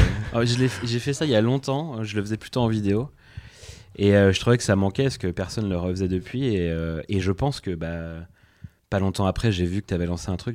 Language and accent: French; Pontivy, Brittany, France; moved away as an adult; now in Nantes, France; je suis né à Pontivy, donc en plein centre-Bretagne, où j'ai fait mes études jusqu'au lycée